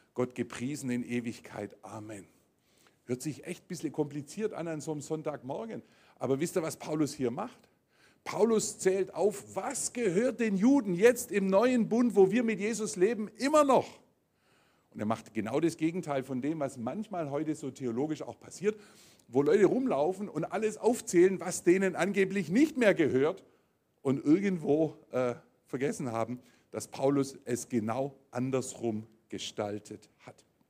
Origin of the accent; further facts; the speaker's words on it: Germany; bei uns in Deutschland hier